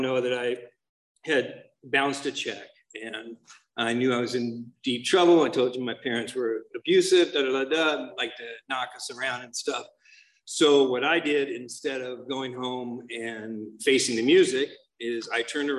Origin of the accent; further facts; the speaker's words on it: Santa Monica, California, United States; I was born in Santa Monica up in LA.